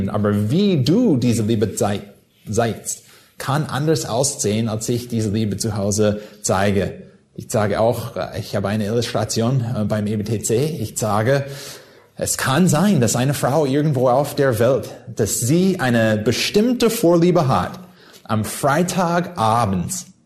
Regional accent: California, United States; ich komme aus Südkalifornien.

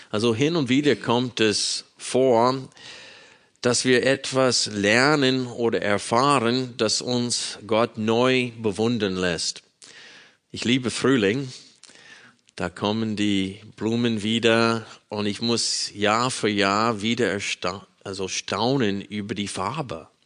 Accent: Arkansas, United States; Ich bin in einer Baptistengemeinde in Arkansas groß geworden, äh, in den Südstaaten Amerikas.

